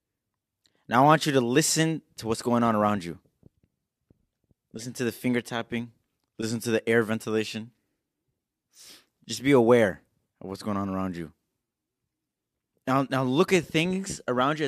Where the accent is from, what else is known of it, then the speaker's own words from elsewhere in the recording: United States; I was born in America